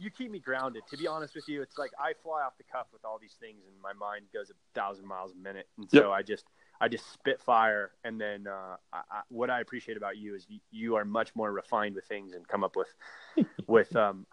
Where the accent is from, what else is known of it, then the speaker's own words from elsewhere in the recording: Carlsbad, California, United States; now in Durango, United States; I grew up in Carlsbad. Which is like the town down, if you will, from Oceanside